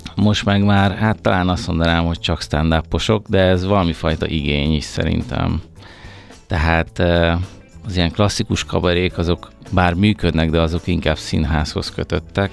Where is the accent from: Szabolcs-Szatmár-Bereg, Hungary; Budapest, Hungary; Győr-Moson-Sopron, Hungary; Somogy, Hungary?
Budapest, Hungary; én Pesti vagyok, én budapesti vagyok